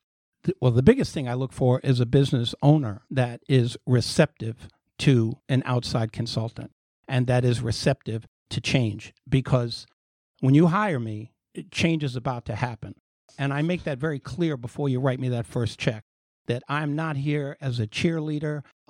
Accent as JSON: {"language": "English", "town": "Bronx", "region": "New York", "country": "United States", "tie": "born there", "moved": "yes", "lives_now": "Florida, United States", "said": "Well, like most Floridians, I'm from New York. I was born in the Bronx, but I have been in business here and in Florida since 1986."}